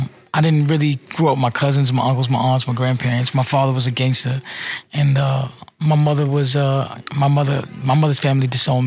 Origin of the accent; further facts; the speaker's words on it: New York City, New York, United States; also born or lived in Brooklyn; Man, so I grew up in New York City. I grew up in Spanish Harlem. 100% Puerto Rican.